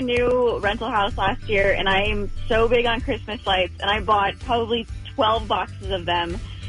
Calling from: Huntington Beach, California, United States; I'm calling from Huntington Beach.

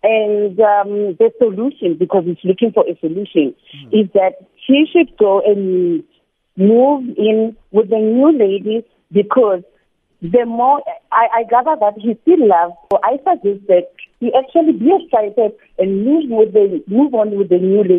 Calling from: Pretoria, Gauteng, South Africa; I'm calling from Pretoria.

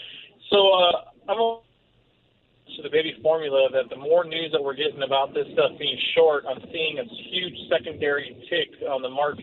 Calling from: Torrance, California, United States; I'm good. How are you? … from Torrance, California.

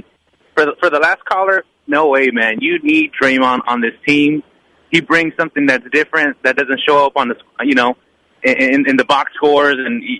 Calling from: Richmond, United States; from Richmond.

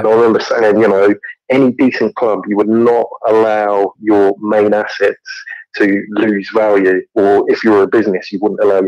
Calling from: London, United Kingdom; I'm calling from Acton in West London.

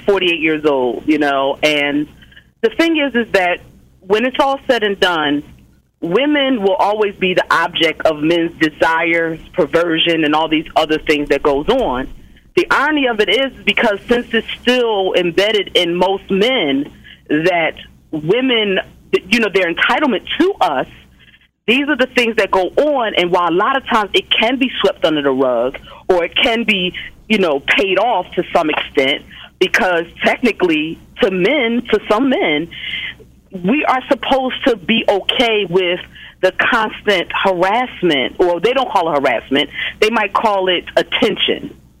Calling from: Philadelphia, Pennsylvania, United States; I'm calling from Philadelphia.

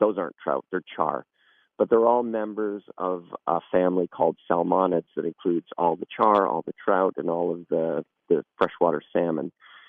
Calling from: New York, United States; Yeah, I'm actually calling from New York State right now.

